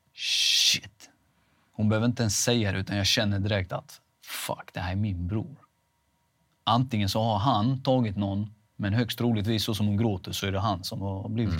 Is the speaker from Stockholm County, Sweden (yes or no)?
no; Veinge, Halland County, Sweden; also born or lived in Halmstad / Laholm; Veinge är ju där jag kommer ifrån